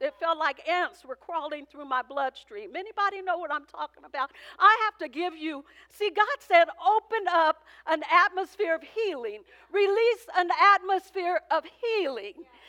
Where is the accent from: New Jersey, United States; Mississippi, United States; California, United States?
California, United States; Oakland; I came from poverty. I came from West Oakland